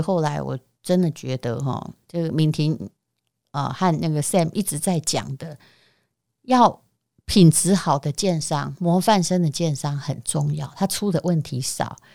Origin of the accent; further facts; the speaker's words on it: Yilan County, Taiwan; 我们宜兰人